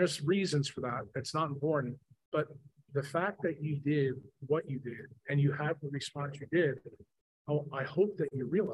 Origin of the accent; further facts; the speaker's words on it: New York, United States; we are both from New York